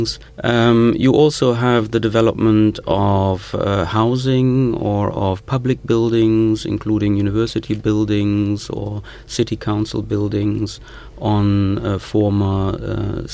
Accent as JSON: {"language": "English", "area": "the Ruhr", "region": "North Rhine-Westphalia", "country": "Germany", "said": "I'm coming from the Ruhr, and the Ruhr is probably the most important industrial heritage region in Germany"}